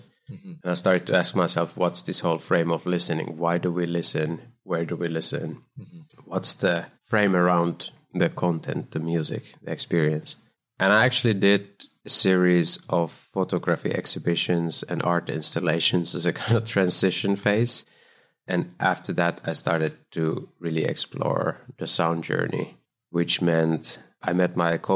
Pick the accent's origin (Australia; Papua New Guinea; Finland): Finland; Kuopio, North Savo; moved away as an adult; also born or lived in Helsinki, Finland / Copenhagen, Denmark / Germany; now in United States; I was born in Finland in the middle, a place called Kuopio. Then I lived in Helsinki. And when I was 20, I moved to Copenhagen